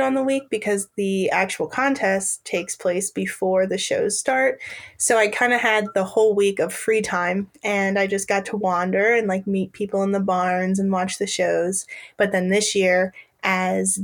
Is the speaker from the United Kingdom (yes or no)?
no; Harrington, Delaware, United States; also born or lived in Virginia; I grew up on my family's grain farm in Harrington, Delaware